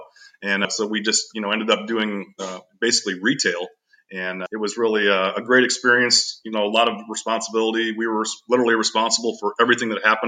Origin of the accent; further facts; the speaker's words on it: Bryan, Ohio, United States; moved away as an adult; also born or lived in Bowling Green, Ohio; now in Michigan, United States; Grew up in a small town of about 10,000 folks in Ohio called Bryan, Ohio.